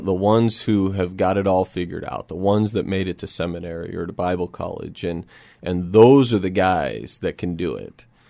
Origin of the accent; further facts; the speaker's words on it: Oregon, United States; moved away as an adult; also born or lived in Spokane, Washington; now in San Antonio, United States; I grew up in Oregon